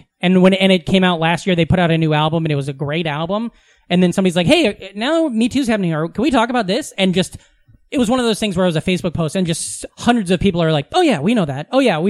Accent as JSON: {"language": "English", "area": "outside of Omaha", "region": "Nebraska", "country": "United States", "tie": "born or raised there", "said": "I grew up right outside of Omaha, so like … like all of that Saddle Creek stuff was huge"}